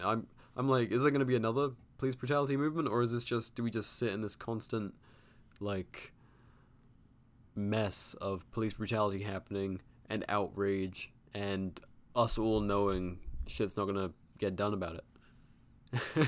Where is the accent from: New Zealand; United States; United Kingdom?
United Kingdom; as a Brit